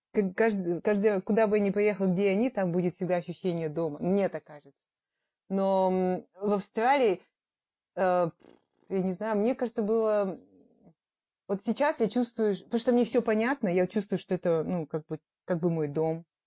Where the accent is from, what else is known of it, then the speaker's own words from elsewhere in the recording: Kazakhstan; moved away as an adult; also born or lived in Italy / Astana; now in Australia; мы вернулись в Казахстан